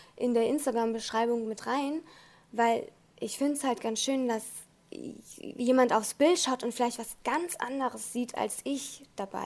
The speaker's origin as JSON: {"language": "German", "region": "Hamburg", "country": "Germany", "said": "ich bin ja aus Hamburg"}